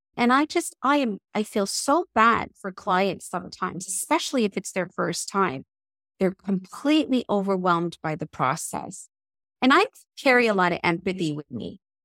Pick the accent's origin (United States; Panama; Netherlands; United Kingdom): United Kingdom; England; moved away; I was born in England, and I taught in England for about ten years